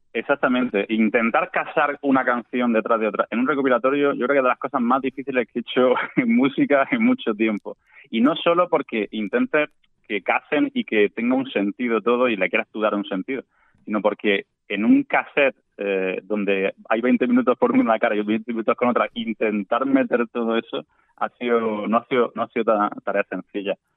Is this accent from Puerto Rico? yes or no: no; Andalusia, Spain; cómo me siento yo como andaluz